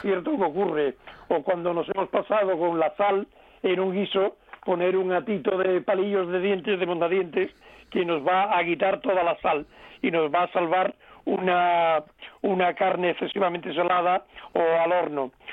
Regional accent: Cádiz province, Andalusia, Spain; un eh, querido pueblo gaditano de mi tierra, que se llama Jimena de la Frontera

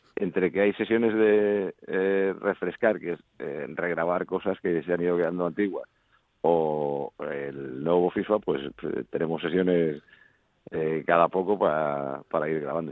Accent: Madrid, Community of Madrid, Spain; also born or lived in Folgueras, Asturias; también me siento madrileño, claro, porque nací aquí. Pero es verdad que pasé tantos meses de mi vida, hasta los 20 años en, en Folgueras

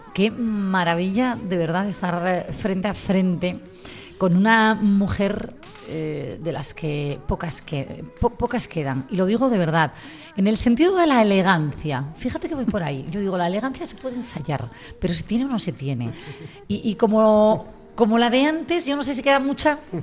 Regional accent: Gijón, Asturias, Spain; quienes somos de Gijón

